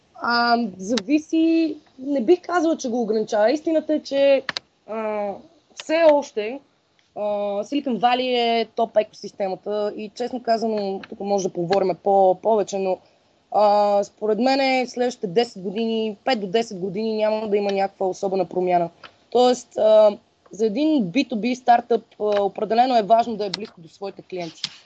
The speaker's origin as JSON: {"language": "Bulgarian", "town": "Sofia", "region": "Sofia City", "country": "Bulgaria", "tie": "born or raised there", "also_born_or_lived": "Blagoevgrad", "said": "аз съм си кореняк софиянка"}